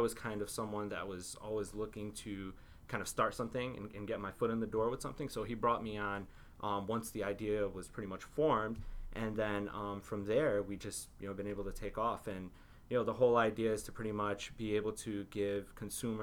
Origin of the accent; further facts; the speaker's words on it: Waterbury, Connecticut, United States; moved away as an adult; I grew up in Waterbury, Connecticut